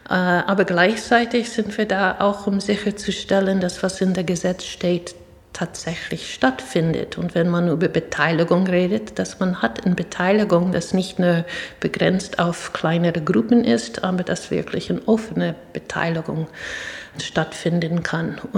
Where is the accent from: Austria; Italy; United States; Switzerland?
United States; New York; German is a second language; Ja, ich bin, ähm, wie man hört, mit meinem Akzent nicht in Deutschland geboren und auch nicht aufgewachsen. Ich bin in Stadt New York geboren und aufgewachsen